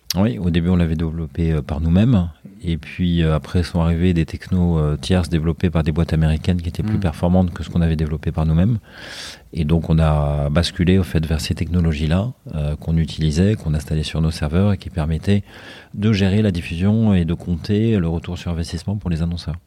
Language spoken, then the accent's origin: French; Haute-Savoie, Auvergne-Rhône-Alpes, France; also born or lived in Brussels / Paris; now in Marseille, France; je suis originaire en fait de Haute-Savoie